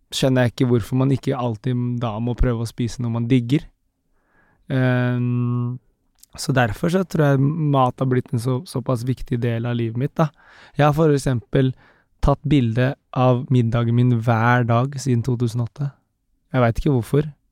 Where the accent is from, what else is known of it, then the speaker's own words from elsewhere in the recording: Philippines; now in Norway; jeg er fra Filippinene